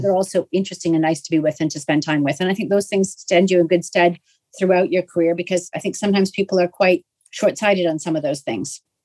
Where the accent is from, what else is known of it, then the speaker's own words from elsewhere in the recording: Canada; I'm Canadian